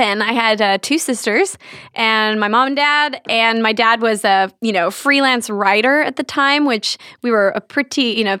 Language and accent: English; Santa Ana, California, United States; This is actually in California. I grew up in Santa Ana when I was, you know, till I was like 8 years old.